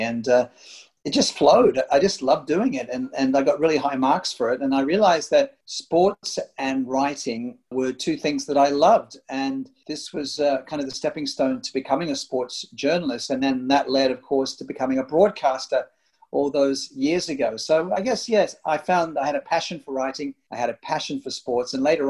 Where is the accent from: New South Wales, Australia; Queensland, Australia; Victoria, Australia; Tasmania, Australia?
New South Wales, Australia; Sydney; moved away as an adult; also born or lived in Singapore; I was at school in Sydney, my hometown